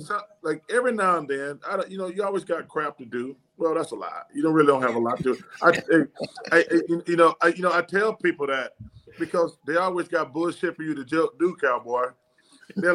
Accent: Alabama, United States; growing up in Alabama, I grew up about 20 minutes from Birmingham.

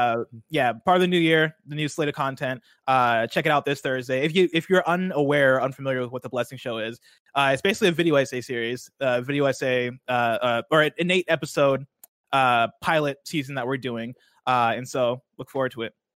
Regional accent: Illinois, United States; growing up in Illinois

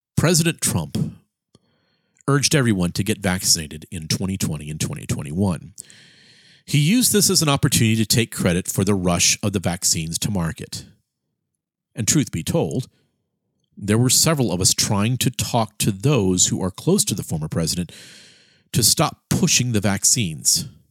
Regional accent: Miami, Florida, United States; my hometown of Miami, Florida

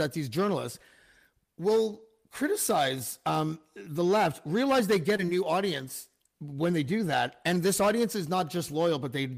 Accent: Canada; as a Canadian

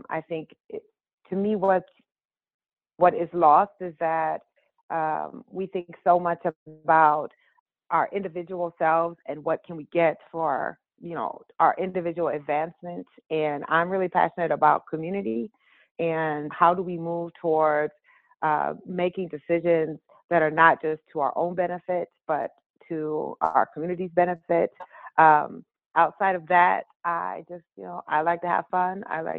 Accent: Waterloo, Iowa, United States; I'm from Waterloo, Iowa. And most people don't think there's Black people in Iowa, but there are.

